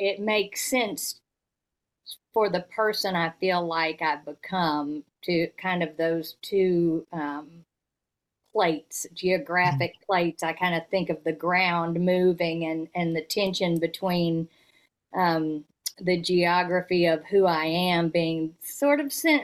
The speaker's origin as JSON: {"language": "English", "town": "Fayetteville", "region": "Arkansas", "country": "United States", "tie": "born or raised there", "also_born_or_lived": "North Carolina / Georgia", "said": "I was born in North Carolina and then lived in Georgia for 5 years before then starting first grade in Fayetteville, Arkansas, from first grade to college"}